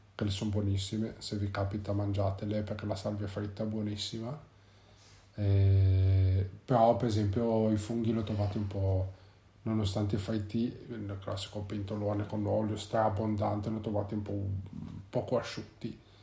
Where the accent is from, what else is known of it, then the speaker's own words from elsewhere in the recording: Genoa, Liguria, Italy; vivendo in Liguria, nello specifico perché noi siamo di Genova